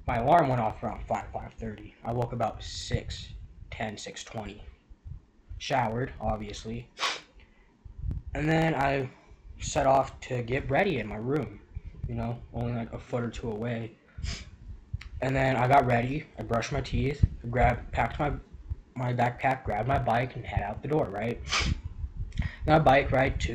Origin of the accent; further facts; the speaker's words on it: Colorado, United States; growing up in Colorado